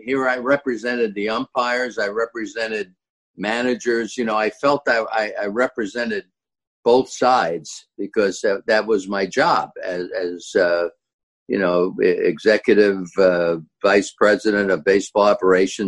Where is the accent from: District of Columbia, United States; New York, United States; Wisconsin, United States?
New York, United States; New York City; in my hometown to boot